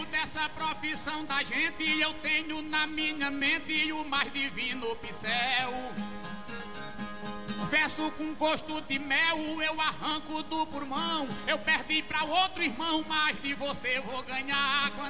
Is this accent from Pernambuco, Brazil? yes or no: yes; Pernambuco, Brazil; Sei que Pinto do Monteiro foi o rei paraibano, mas eu sou pernambucano e vou ciscar no seu terreiro.